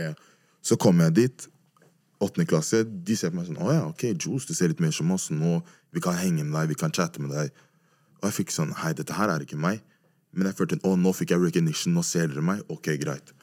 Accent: Oslo, Norway; jeg er fra Majorstuen

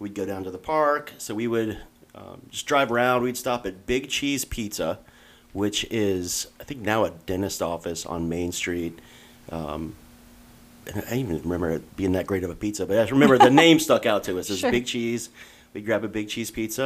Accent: Hilliard, Ohio, United States; My wife and I, like I said, both went through the Hilliard schools

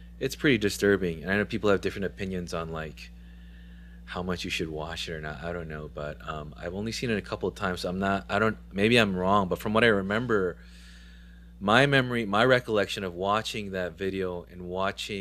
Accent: San Diego and Orange County, California, United States; also born or lived in Huntington Beach, California; growing up in San Diego and in Orange County most of my life, guys, I went to high school in Huntington Beach

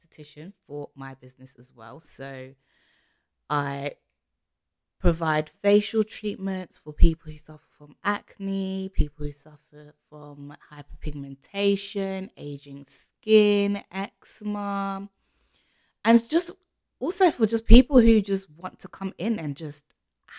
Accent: London, United Kingdom; I am from London, as you can tell from my accent

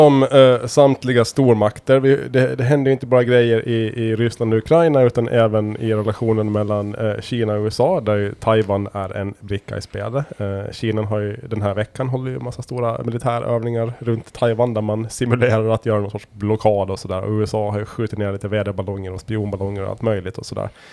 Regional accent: Åland Islands; som ålänningar

